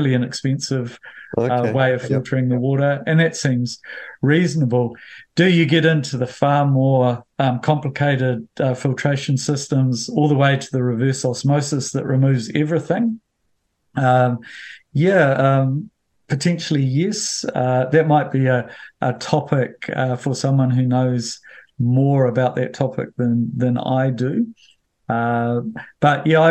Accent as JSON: {"language": "English", "town": "Bulls", "region": "Manawatū-Whanganui", "country": "New Zealand", "tie": "born or raised there", "said": "when we had tank water when I grew up in Bulls"}